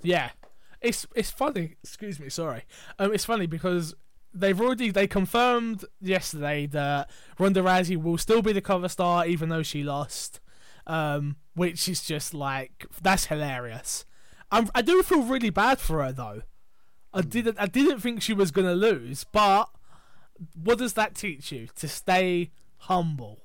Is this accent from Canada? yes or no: no; England, United Kingdom; we're English